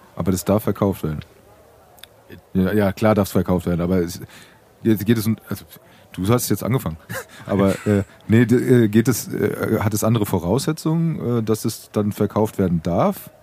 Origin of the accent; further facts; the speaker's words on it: Frankfurt, Hesse, Germany; Ich bin Frankfurter Wupp, ich trinke meinen Äpfel, äh, Äpfelwein, meinen Apfelwein, ja. meinen Äppler